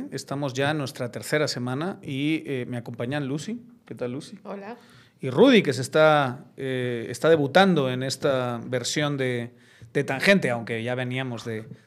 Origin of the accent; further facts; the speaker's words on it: Zamora, Castile and León, Spain; now in Guatemala; yo soy de Zamora